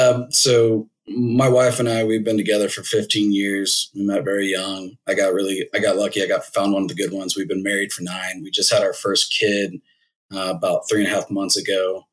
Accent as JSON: {"language": "English", "country": "Singapore", "tie": "born there", "said": "I always had an affinity to try to go to back to Southeast Asia where I was born in Singapore."}